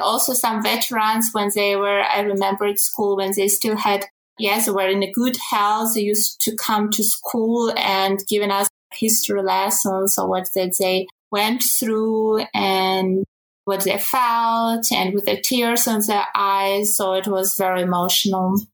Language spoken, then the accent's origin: English; Ukraine; now in Germany; originally I come from Ukraine.